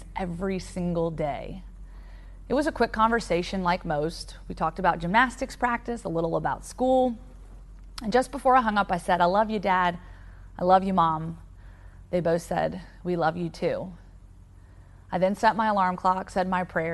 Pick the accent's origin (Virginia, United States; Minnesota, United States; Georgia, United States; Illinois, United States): Virginia, United States; Roanoke; the quiet suburban neighborhood that I grew up in Roanoke, Virginia.